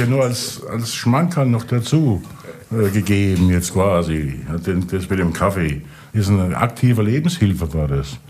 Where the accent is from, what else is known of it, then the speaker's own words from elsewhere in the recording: Rhineland-Palatinate, Germany; ich ja bekanntlich aus der Pfalz komme